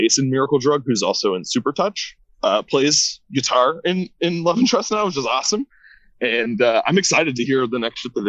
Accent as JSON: {"language": "English", "region": "Midwest", "country": "United States", "tie": "born or raised there", "also_born_or_lived": "California", "moved": "yes", "said": "I had never been growing up in the Midwest."}